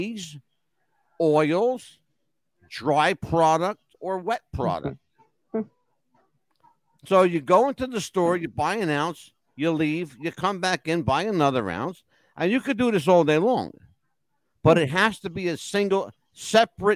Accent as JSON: {"language": "English", "region": "New Jersey", "country": "United States", "tie": "born or raised there", "said": "the state of New Jersey, my hometown"}